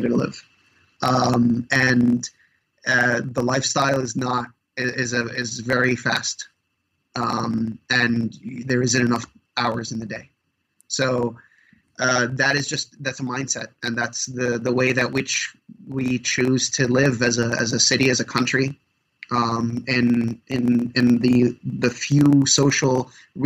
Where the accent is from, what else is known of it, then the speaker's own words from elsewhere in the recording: New York City, New York, United States; moved away as an adult; now in Nashville, United States; I lived in the city for all of my life. I grew up in Brooklyn.